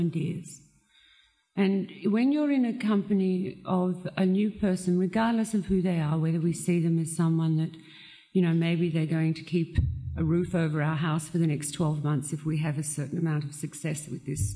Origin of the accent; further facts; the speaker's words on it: Australia; growing up in Australia